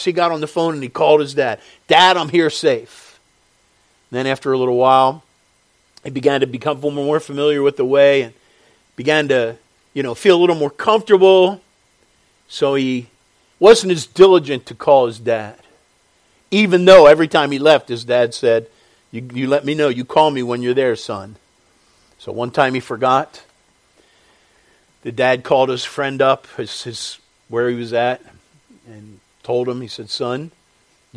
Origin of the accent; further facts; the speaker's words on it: Westchester Pike area, Pennsylvania, United States; I grew up in Westchester. In fact, the very pike that's just hundreds of yards behind me was our boundaries